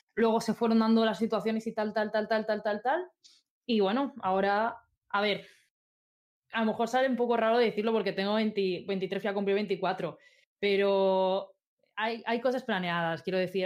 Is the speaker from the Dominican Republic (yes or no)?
no; Albacete, Castilla-La Mancha, Spain; moved away as an adult; also born or lived in Madrid; now in Zaragoza, Spain; soy de un pueblecito súper chiquito de Albacete, pero cuando cumplí 18 me fui a estudiar a Madrid